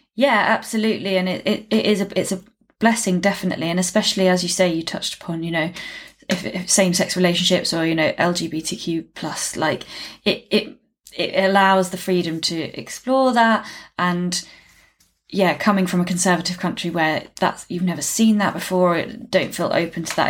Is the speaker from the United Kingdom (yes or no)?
yes; United Kingdom; as a Brit